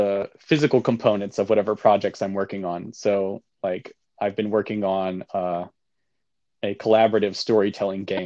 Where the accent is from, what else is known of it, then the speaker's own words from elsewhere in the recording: Georgia, United States; moved away as an adult; also born or lived in North Carolina / New Jersey; She grew up in Kentucky and I grew up in Georgia.